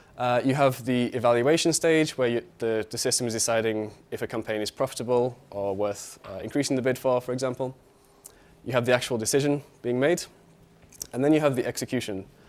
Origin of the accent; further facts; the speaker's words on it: United Kingdom; moved away as an adult; now in Berlin, Germany; I'm from the U K, as you can tell from my accent